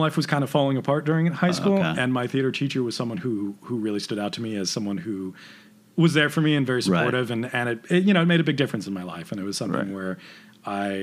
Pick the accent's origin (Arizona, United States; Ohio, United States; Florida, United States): Arizona, United States; Prescott; also born or lived in Phoenix, Arizona; I grew up in Arizona